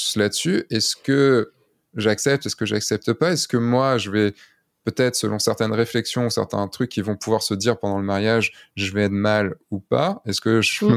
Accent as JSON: {"language": "French", "region": "Brittany", "country": "France", "said": "je viens de Bretagne"}